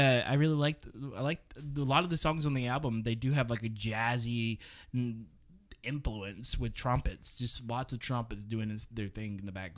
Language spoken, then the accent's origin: English; Alabama, United States; We're from Alabama.